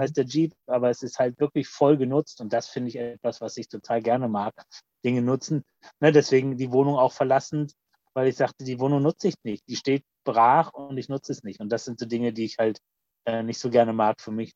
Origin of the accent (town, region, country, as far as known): Mannheim, Baden-Württemberg, Germany; born or raised there; also born or lived in Kappeln, Schleswig-Holstein / Oldenburg, Lower Saxony